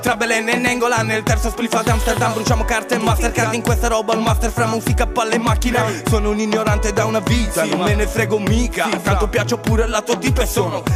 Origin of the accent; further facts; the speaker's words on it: Trinitapoli, Apulia, Italy; siamo tutti e due dello stesso paese di Trinitapoli